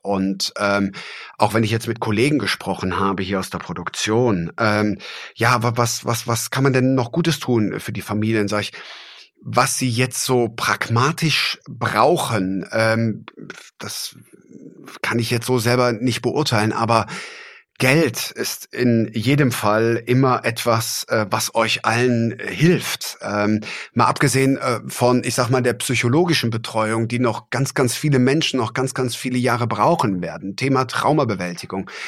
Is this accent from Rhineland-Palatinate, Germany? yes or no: yes; Traben-Trarbach, Rhineland-Palatinate, Germany; ich bin ja an der Mosel groß geworden in Traben-Trabach